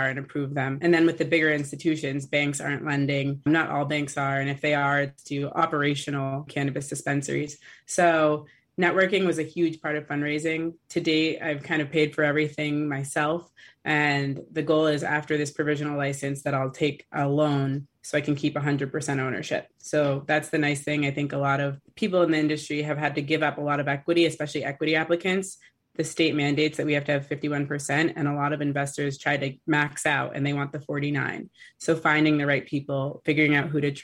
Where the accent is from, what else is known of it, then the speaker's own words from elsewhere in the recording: Boston, Massachusetts, United States; also born or lived in Brookline, Massachusetts; So I grew up in Dorchester and then in Brookline, and now I'm back in Dorchester.